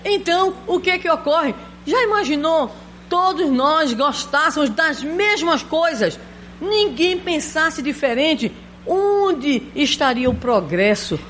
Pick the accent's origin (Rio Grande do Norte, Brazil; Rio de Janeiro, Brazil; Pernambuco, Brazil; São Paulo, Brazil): Pernambuco, Brazil; Recife; Eu sou pernambucana, né? Recifense.